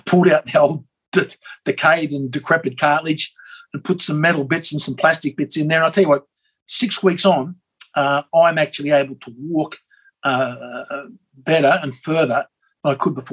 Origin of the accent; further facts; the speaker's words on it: Australia; as an Aussie